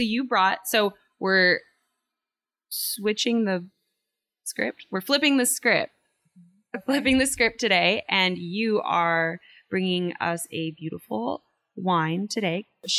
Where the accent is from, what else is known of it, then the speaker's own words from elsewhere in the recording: Pasadena, California, United States; in Pasadena, California, which also happens to be my hometown.